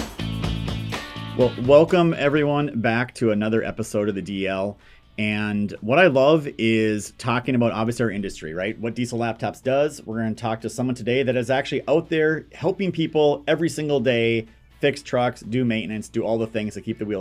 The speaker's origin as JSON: {"language": "English", "region": "Minnesota", "country": "United States", "tie": "born or raised there", "moved": "yes", "lives_now": "South Carolina, United States", "said": "I grew up in Minnesota, the winters in South Carolina are starting to feel cold to me."}